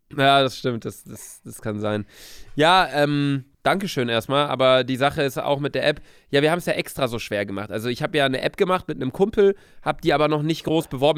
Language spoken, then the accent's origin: German; Bielefeld, North Rhine-Westphalia, Germany; moved away as an adult; also born or lived in Cologne; now in Hamburg, Germany; war zu Hause bei uns in Bielefeld